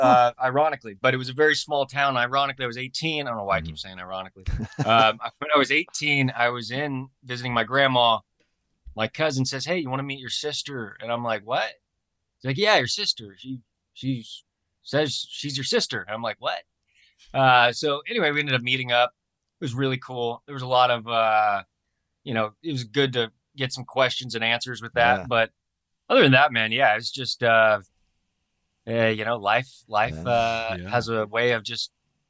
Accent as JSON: {"language": "English", "town": "Taylorville", "region": "Illinois", "country": "United States", "tie": "born there", "also_born_or_lived": "Springfield", "said": "So I was adopted from Springfield or mm-hmm. Taylorville, Illinois. One of the two."}